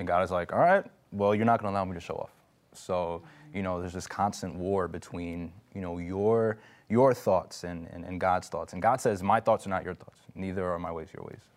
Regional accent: New York, United States; I'm from New York

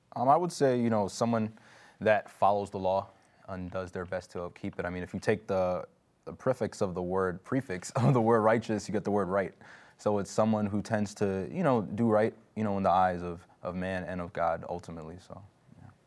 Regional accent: New York, United States; I'm from New York

